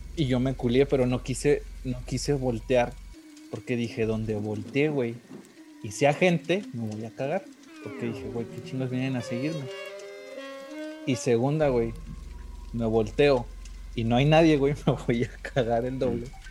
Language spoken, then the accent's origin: Spanish; Monterrey, Nuevo León, Mexico; moved away; also born or lived in Guanajuato; Yo que soy nacido allá en Monterrey y que estaba, bueno, mucha parte de mi infancia me he ido allá